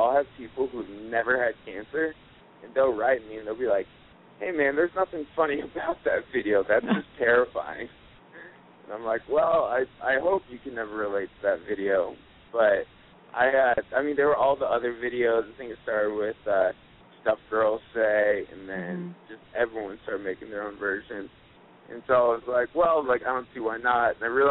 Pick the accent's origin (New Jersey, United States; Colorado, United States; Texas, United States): Colorado, United States; Aurora; Cool. I am from Aurora, Colorado.